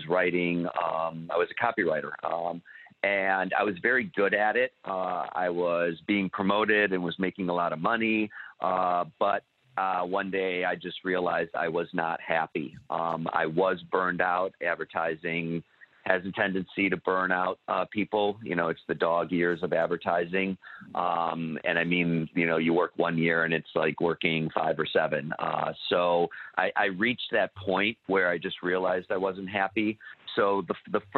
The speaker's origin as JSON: {"language": "English", "region": "Midwest", "country": "United States", "moved": "as an adult", "lives_now": "Los Angeles, United States", "said": "I'm from the Midwest, currently living in Los Angeles"}